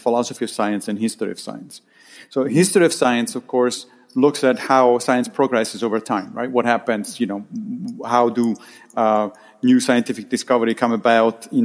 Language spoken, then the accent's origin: English; Rome, Lazio, Italy; moved away as an adult; also born or lived in Monrovia, Liberia; now in New York, United States; I grew up in Rome, in Italy. And then I moved to the United States when I was 26